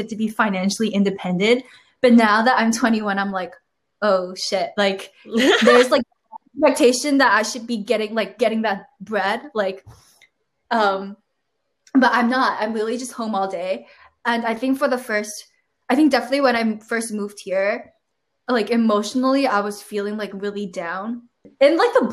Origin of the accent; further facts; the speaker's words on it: Hong Kong; moved away as an adult; when I was back in Hong Kong, if you want to be seen as smart, you definitely have to do like finance